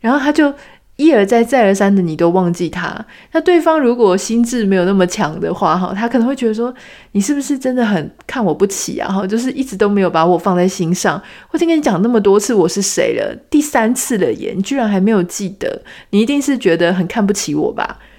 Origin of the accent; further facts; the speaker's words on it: Taiwan; 我们都是台湾人